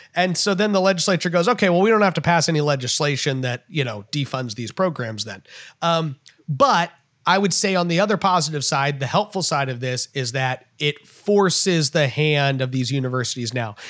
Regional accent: Texas, United States; as a Texan

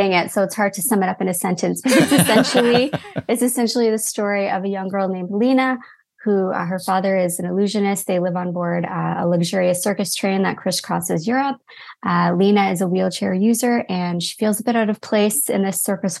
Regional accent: Toronto, Ontario, Canada; also born or lived in London; growing up in Canada, but then also having parents who grew up in England

